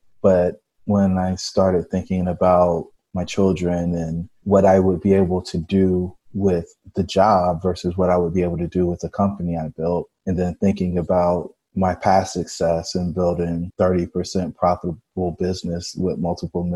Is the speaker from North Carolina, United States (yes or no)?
yes; Fayetteville, North Carolina, United States; I grew up in Fayetteville, North Carolina. I'm the son of a soldier and a stay-at-home mom.